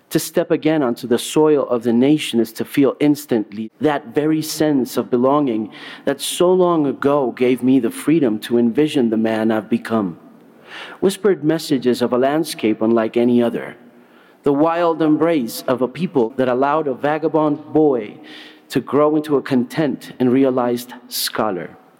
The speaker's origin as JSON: {"language": "English", "country": "Colombia", "said": "being a Colombian"}